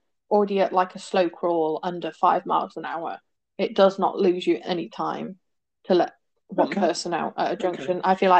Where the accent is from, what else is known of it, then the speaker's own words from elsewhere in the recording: United Kingdom; We're so Brit.